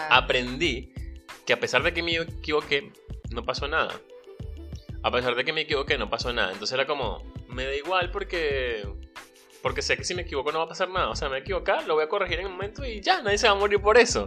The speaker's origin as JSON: {"language": "Spanish", "country": "Venezuela", "moved": "yes", "said": "soy venezolano, emigrante y un soñador"}